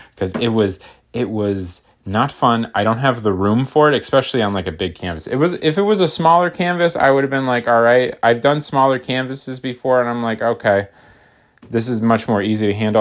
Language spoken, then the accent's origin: English; United States; I'm American